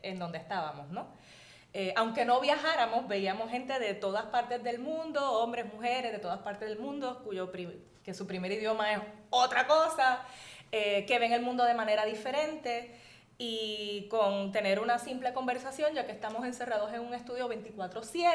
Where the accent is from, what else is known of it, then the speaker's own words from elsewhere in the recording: Hatillo, Puerto Rico; moved away as an adult; also born or lived in United States; yo estudié en una escuela pequeña en Atillo, en el colegio de Nuestra Señora del Carmen